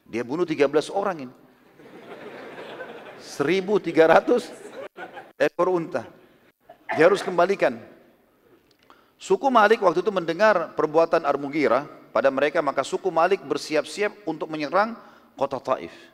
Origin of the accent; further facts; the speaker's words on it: South Sulawesi, Indonesia; Alhamdulillah saya dari Sulawesi Selatan, dan saya banyak orang Bugis.